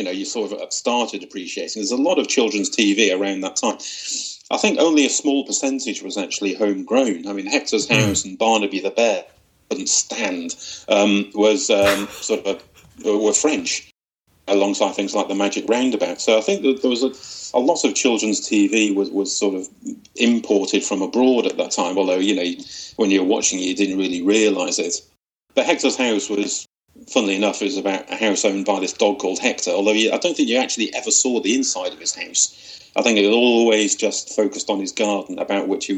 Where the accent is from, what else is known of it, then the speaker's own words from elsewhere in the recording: Widnes, North West England, United Kingdom; I grew up in Widnes, which, for people who don't know where that is, it's sort of on the banks of the Mersey, just outside of Liverpool.